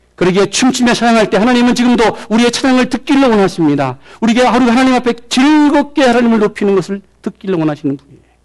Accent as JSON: {"language": "Korean", "country": "South Korea", "moved": "yes", "lives_now": "United States"}